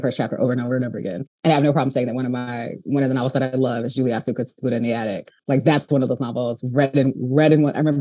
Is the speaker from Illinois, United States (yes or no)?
yes; Chicago, Illinois, United States; moved away as an adult; now in Los Angeles, United States; I'm from Chicago, but I'm currently living